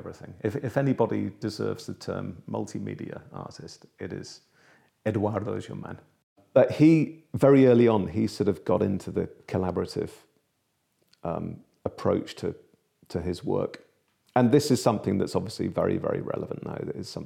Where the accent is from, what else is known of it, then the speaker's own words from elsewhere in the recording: Liverpool, North West England, United Kingdom; moved away; my hometown, actually, of Liverpool